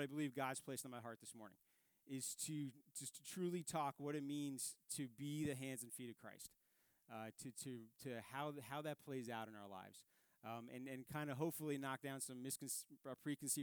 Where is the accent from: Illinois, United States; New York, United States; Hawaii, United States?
New York, United States; New York City; moved away; I grew up in Staten Island, New York.